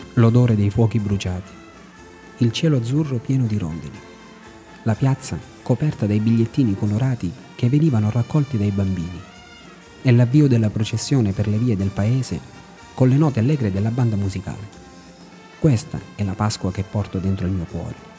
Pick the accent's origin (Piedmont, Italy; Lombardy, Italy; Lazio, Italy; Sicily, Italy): Sicily, Italy; Raddusa; moved away; mio paesino, Raddusa, nell'entroterra siciliana